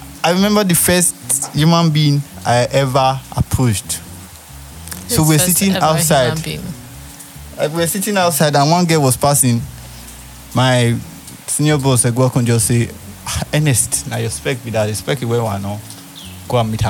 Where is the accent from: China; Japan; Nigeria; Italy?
Nigeria; Benin City, Edo; I grew up in Upper Sakumba in Benin.